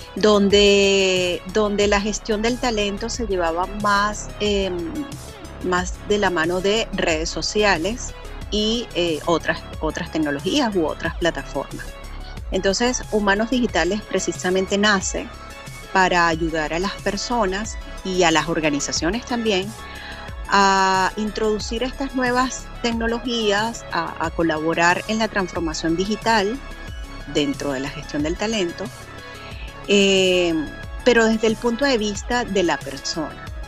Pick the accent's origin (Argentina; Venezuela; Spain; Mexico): Venezuela; moved away as an adult; now in Panama; soy venezolana, eh, radicada hace cinco años en Panamá